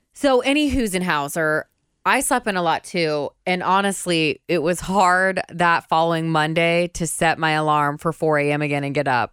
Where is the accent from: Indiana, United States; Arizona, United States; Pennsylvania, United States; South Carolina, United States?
Indiana, United States; we grew up in Indiana